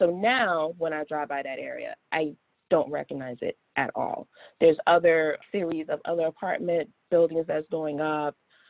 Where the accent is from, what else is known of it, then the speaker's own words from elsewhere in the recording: Washington, District of Columbia, United States; So I grew up, born and raised in Washington, D.C., and I grew up on the corner of North Capitol and New York Avenue.